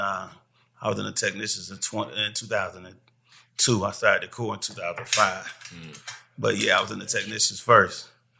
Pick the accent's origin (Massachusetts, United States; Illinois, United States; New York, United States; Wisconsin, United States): Wisconsin, United States; Milwaukee; also born or lived in Detroit, Michigan; I was born in Detroit, but I'm originally from Milwaukee. Mm-hmm. Milwaukee, Wisconsin, raised, school, streets, everything I did.